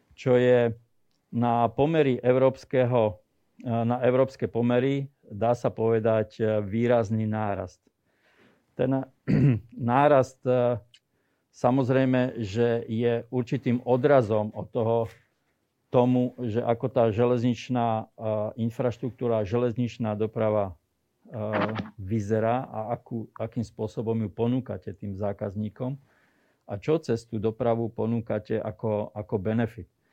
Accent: Slovakia; som zo Slovenska

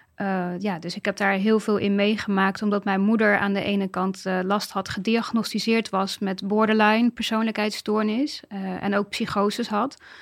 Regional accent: Dordrecht, South Holland, Netherlands; moved away as an adult; ik kom uit Dordrecht. Ik ben uh, dus Dordtse.

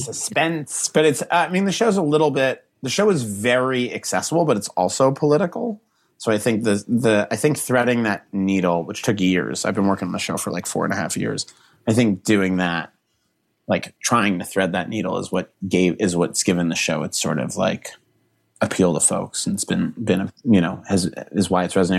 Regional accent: Boston, Massachusetts, United States; Not Boston, not my hometown

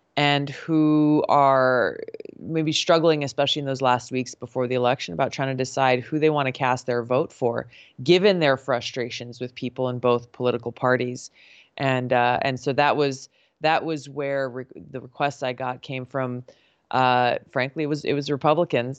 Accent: Hawaii, United States; growing up in Hawaii

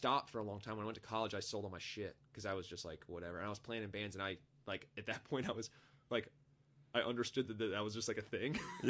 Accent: Raleigh, North Carolina, United States; born or raised there; also born or lived in Ohio; now in Greensboro, United States

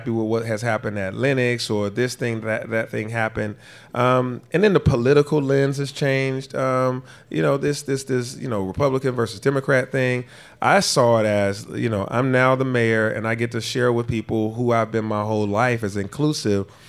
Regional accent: Atlanta, Georgia, United States; me being born and raised in Atlanta. You know, my neighborhood that I grew up in and the neighborhood I live in now were annexed around the same year that Buckhead was annexed into the city in the 50s.

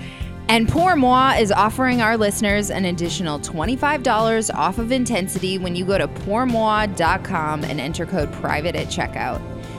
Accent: Minnesota, United States; now in Los Angeles, United States; I'm from Minnesota, but this has nothing to do with me because I'm in LA now.

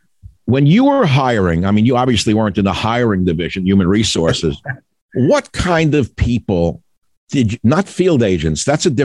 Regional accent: New York, United States; Maybe it's my suspicious nature being a New Yorker by training.

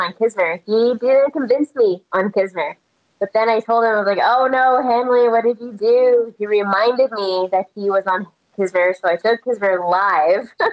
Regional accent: Texas, United States; moved away; also born or lived in Las Vegas; I'm born and raised in Texas, and so college football is like in our blood.

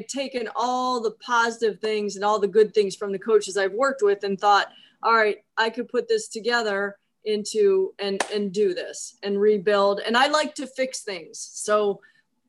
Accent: Cleveland, Ohio, United States; moved away; I grew up in Cleveland

